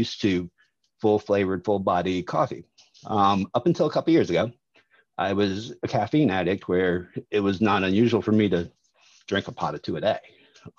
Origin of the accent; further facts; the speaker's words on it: Jacksonville, Florida, United States; I grew up in Jacksonville, Florida, Maxwell House, right down the street